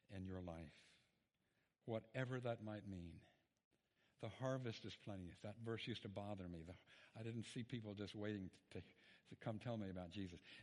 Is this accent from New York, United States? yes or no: no; Memphis, Tennessee, United States; I'm from Memphis, Tennessee